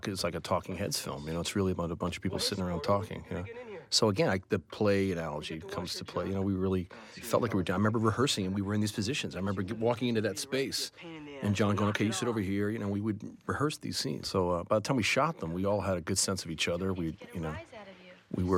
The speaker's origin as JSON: {"language": "English", "town": "New York City", "region": "New York", "country": "United States", "tie": "born or raised there", "said": "I grew up in New York City at like a kind of liberal arts high school"}